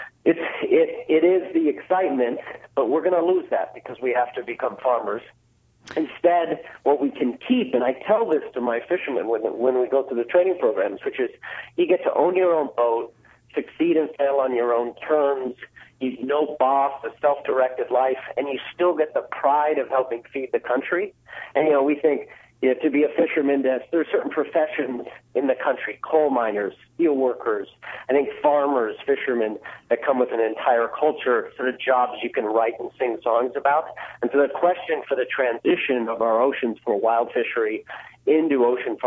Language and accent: English; Newfoundland and Labrador, Canada; moved away; I was born and raised in Newfoundland